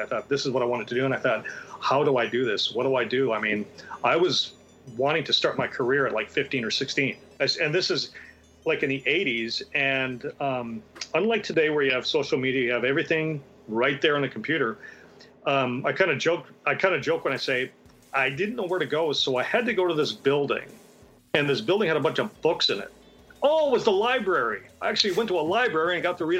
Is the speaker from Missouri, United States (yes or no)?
no; Minot, North Dakota, United States; I grew up in Minot, North Dakota